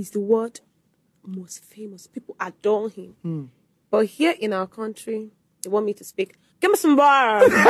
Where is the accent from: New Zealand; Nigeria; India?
Nigeria; Igbo, Igboland; accent: Igbo; moved away; my accent, Igbo accent